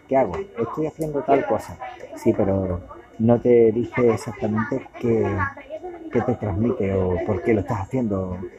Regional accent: Cádiz, Andalusia, Spain; moved away as an adult; now in Málaga, Spain; de donde yo soy, que es en Cádiz

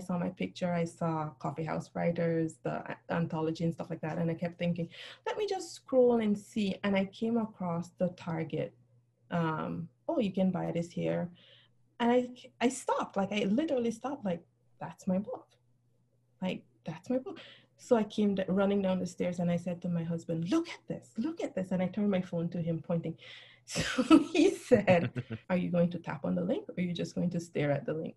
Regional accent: Belize; moved away as an adult; now in United States; I grew up in Central America. I moved to the U.S. when I was in my 30s.

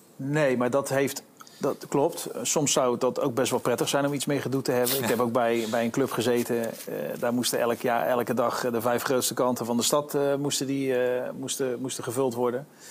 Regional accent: Netherlands; moved away as an adult; also born or lived in United States; toen ik naar Amerika ging, vanuit Nederland komende

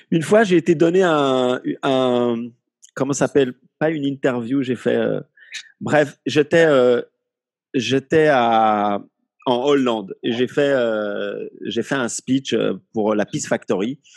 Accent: Morocco; mais quel est le problème on, est aussi arabe, vu qu'on est marocain, donc arabe.

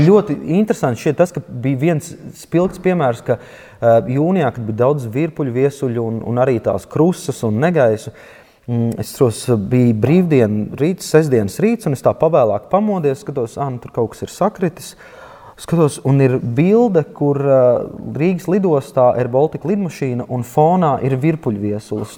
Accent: Latvia; es piedzimu Latvijā

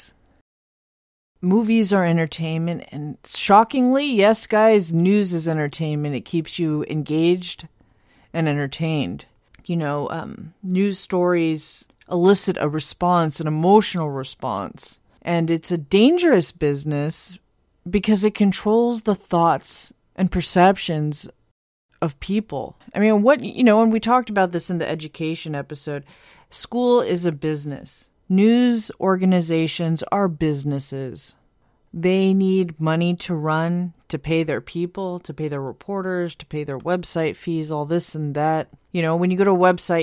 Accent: United States; I'm from the United States

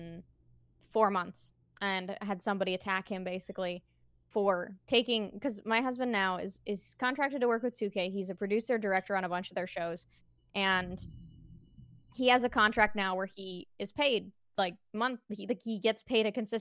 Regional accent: Canada; I'm Canadian

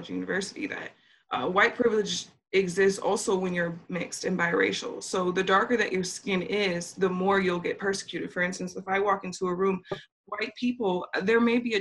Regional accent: Minnesota, United States; I'm from Minnesota

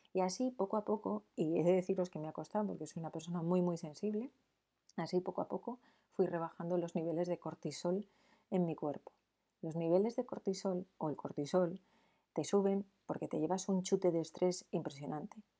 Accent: San Sebastián, Basque Country, Spain; en San Sebastián, que es de donde yo soy

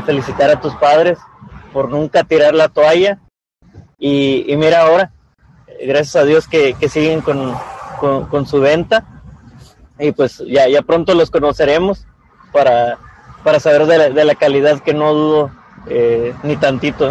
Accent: Tijuana, Baja California, Mexico; yo también soy, soy fuera de la ciudad, pero prácticamente hecho en Tijuana

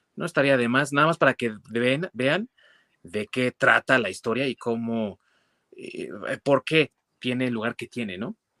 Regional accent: Mexico; representaciones de nuestra infancia como mexicanos

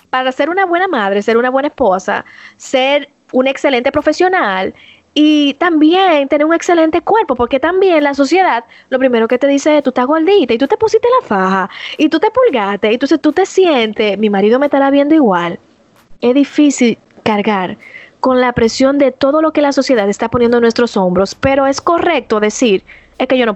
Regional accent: Dominican Republic; somos dominicanos, si tú eres dominicana, tu mano arriba

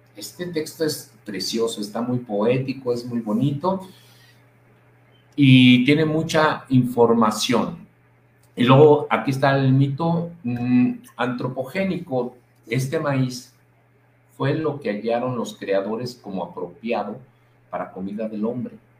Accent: Mexico; nosotros como mexicanos

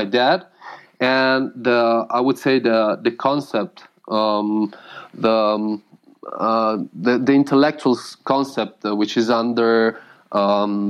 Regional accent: Udine, Friuli-Venezia Giulia, Italy; English is a second language; also born or lived in Rome / Ancona / Germany; So we moved to Udine, the place where I'm talking from, and where I did like something like other 10 years or something.

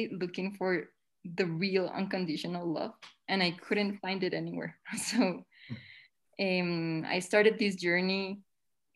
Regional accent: Colombia; I'm from Colombia in South America

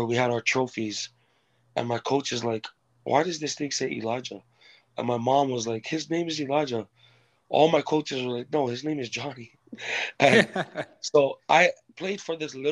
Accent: Kipapa, Hawaii, United States; also born or lived in American Samoa / California / Texas; when I was 7 years old, I moved to Hawaii from American Samoa

